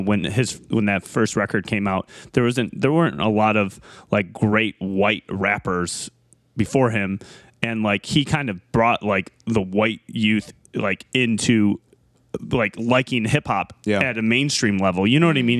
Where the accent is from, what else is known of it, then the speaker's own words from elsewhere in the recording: Detroit, Michigan, United States; we're all from Michigan, we're all from Metro Detroit